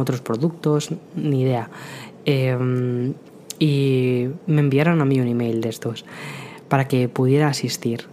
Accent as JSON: {"language": "Spanish", "town": "Madrid", "region": "Community of Madrid", "country": "Spain", "also_born_or_lived": "San Antonio, Texas", "moved": "as an adult", "lives_now": "New York, United States", "said": "yo soy de Madrid, vengo de, Madrid, España"}